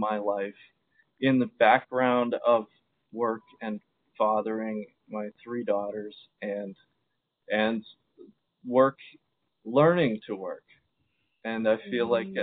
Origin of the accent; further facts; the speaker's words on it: Baltimore, Maryland, United States; also born or lived in Zambia; when I came back from Zambia and began to try and find joy in Baltimore again